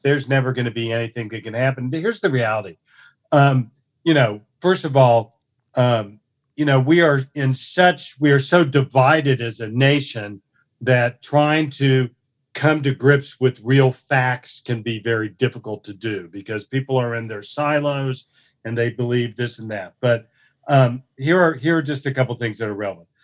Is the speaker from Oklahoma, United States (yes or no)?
yes; Tulsa, Oklahoma, United States; I was born, uh, in Tulsa, you know, on Saint Patrick's Day in nineteen fifty-four, uh, to a middle class family